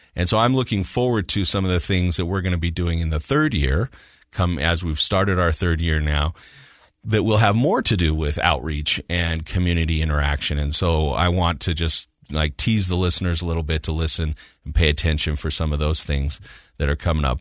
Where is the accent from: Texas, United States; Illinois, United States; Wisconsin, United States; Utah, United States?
Utah, United States; moved away as an adult; also born or lived in Kansas; I'm from Utah, so I've lived here most of my life, but I had lived away for a while, and I came back in two thousand and three